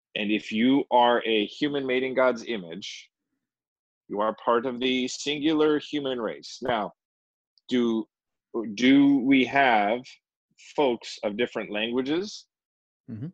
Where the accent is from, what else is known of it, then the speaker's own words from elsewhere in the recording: United States; I'm American